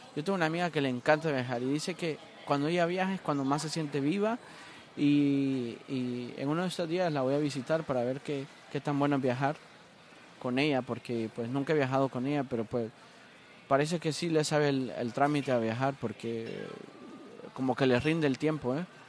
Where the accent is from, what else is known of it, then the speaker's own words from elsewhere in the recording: Honduras; moved away as an adult; now in Miami, United States; ser hondureño